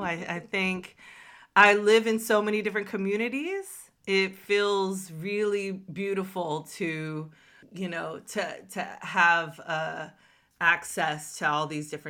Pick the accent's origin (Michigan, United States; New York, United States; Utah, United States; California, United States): California, United States; Northern; moved away as an adult; also born or lived in East St. Louis / Atlanta; now in Florida, United States; I go back and forth between Florida and Atlanta. So it is, that is sort of where I'm from. I'm from originally from Northern California.